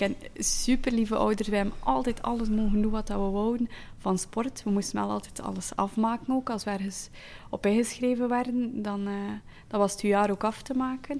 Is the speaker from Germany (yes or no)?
no; Flanders, Belgium; also born or lived in Zeeland, Netherlands (born); Ik ben een Vlaming, maar met de mond als een Nederlander